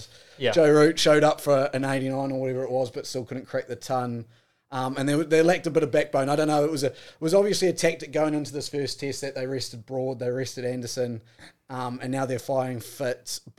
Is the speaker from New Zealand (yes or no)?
yes; New Zealand; Like, as a New Zealander, I have zero care who wins